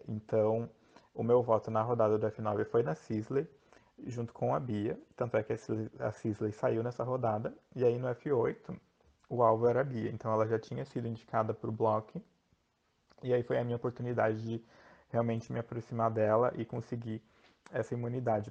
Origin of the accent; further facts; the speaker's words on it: Joinville, Santa Catarina, Brazil; sou de Joinville, Santa Catarina